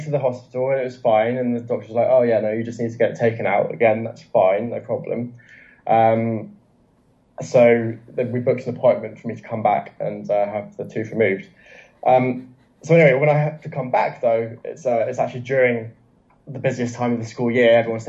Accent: China; English is a second language; the context is that I couldn't speak any English. I'm still a China baby. I'm still very much a China baby.

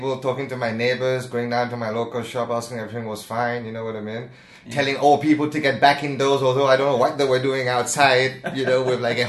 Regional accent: Mauritius; also born or lived in United Kingdom; now in Zhuhai, China; I'm originated from Mauritius. A lot of people don't know. I'd draw you a map if I was in front of you, but it's off the east coast of Madagascar. Lived in the UK for a while.

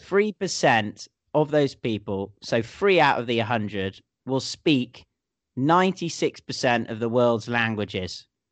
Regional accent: United Kingdom; being British

